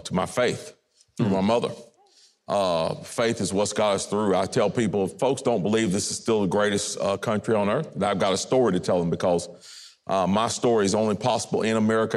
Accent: North Carolina, United States; as a North Carolinian

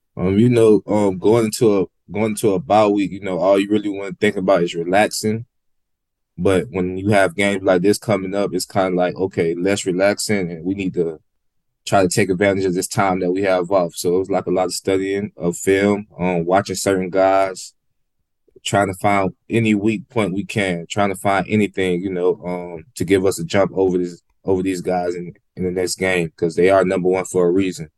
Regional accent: Decatur, Georgia, United States; moved away as an adult; now in Gainesville, United States; I grew up in Decatur, Georgia

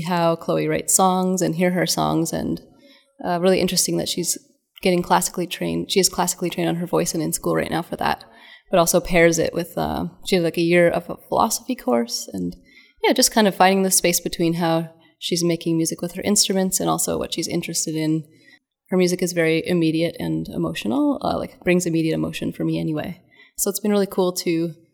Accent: Calgary, Alberta, Canada; moved away as an adult; also born or lived in Vancouver / Germany / Montreal; now in Victoria, Canada; I grew up on Treaty 7 territory, which is Calgary.

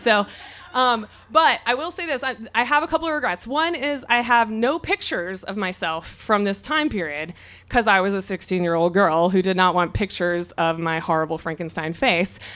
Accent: Mississippi, United States; now in San Diego, United States; I'm from Mississippi

